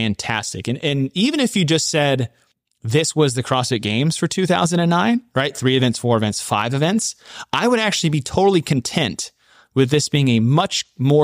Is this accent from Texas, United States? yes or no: yes; Texas, United States; my home state of Texas